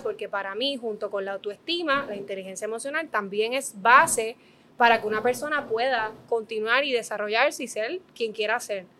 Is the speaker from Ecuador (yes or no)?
no; Dorado, Puerto Rico; yo soy de Dorado